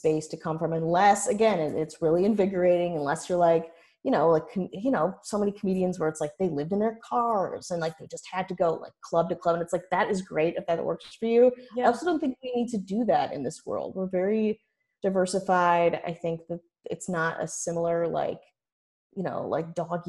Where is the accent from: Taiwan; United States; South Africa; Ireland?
United States; Milwaukee, Wisconsin; moved away; growing up in Milwaukee